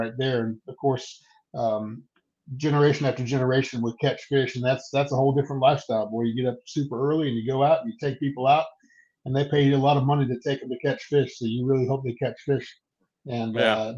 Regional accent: Outer Banks, Morehead City, North Carolina, United States; moved away; also born or lived in Knoxville, Tennessee; grew up on the Outer Banks. My father pastored 3 churches out there, so I was a little kid growing up on the Outer Banks

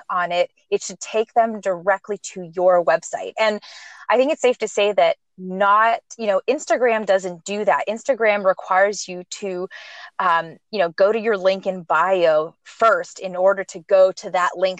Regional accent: Montreal, Quebec, Canada; moved away; also born or lived in California; I'm originally from Montreal, Canada, but I lived and moved in to California for, lived there

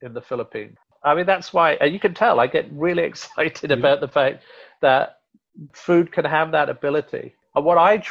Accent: Rotherham, Yorkshire and the Humber, United Kingdom; moved away; Yorkshire, where I'm from originally, Rotherham

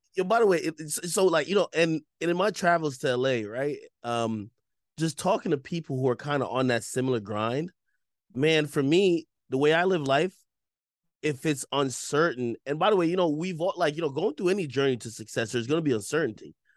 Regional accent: Jamaica; I'm from Jamaica

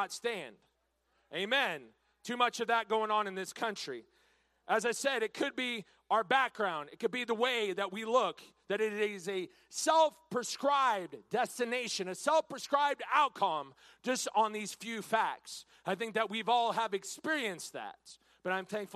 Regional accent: Washington, United States; now in Texas, United States; I'm born and raised in Washington State. Now, I came to Texas as soon as I could

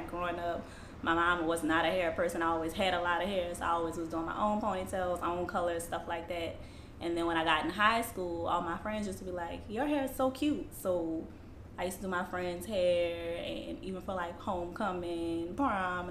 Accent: New Orleans, Louisiana, United States; I'm from here, New Orleans, Gentilly area, born and raised here

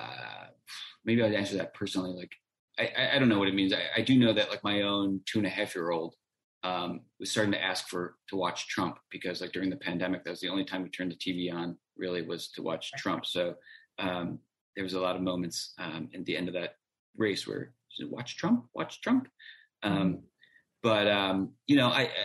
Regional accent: Ohio, United States; I'm from Ohio.

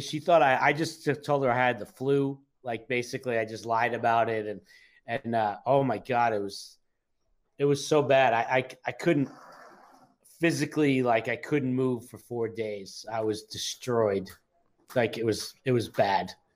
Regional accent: New York City, New York, United States; I grew up in New York City, so drinking age was 18 at the time

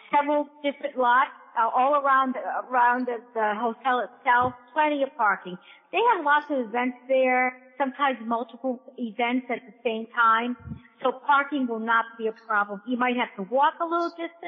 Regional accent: Rhode Island, United States; also born or lived in New Jersey; I was born in New Jersey, but my family moved to Rhode Island when I was about 1.5, 2. So I'm pretty much from Rhode Island

